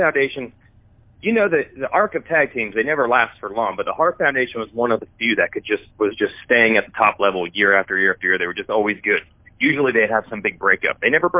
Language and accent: English; Northeast, United States; I'm from the Northeast, so that was where WWF started.